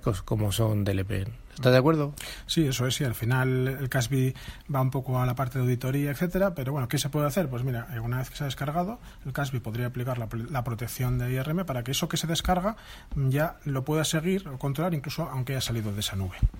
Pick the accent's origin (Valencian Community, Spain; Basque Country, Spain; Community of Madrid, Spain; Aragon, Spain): Basque Country, Spain; Vitoria-Gasteiz; yo soy de Vitoria